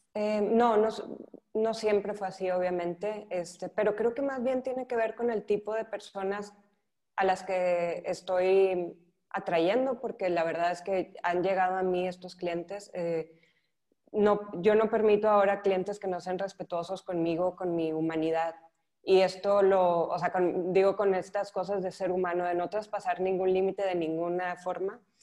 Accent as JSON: {"language": "Spanish", "region": "northern Mexico", "country": "Mexico", "moved": "as an adult", "lives_now": "Barcelona, Spain", "said": "soy mexicana, soy del norte de México"}